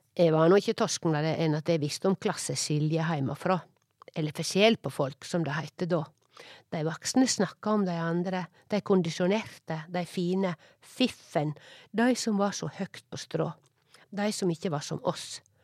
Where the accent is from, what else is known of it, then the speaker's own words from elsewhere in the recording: Årdal, Vestland, Norway; accent: Sogning; moved away; also born or lived in Oslo; Heime i Årdal